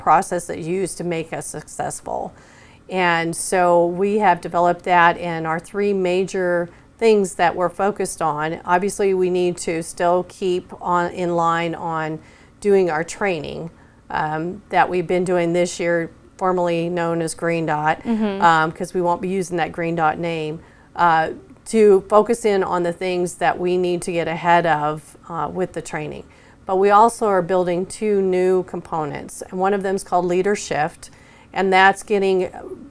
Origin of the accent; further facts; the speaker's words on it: Wyoming, United States; moved away as an adult; now in Oklahoma, United States; I grew up in Wyoming